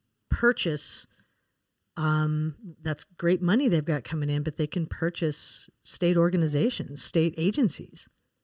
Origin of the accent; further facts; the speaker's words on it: Wyoming, United States; I grew up in Wyoming. And I have a family that hunts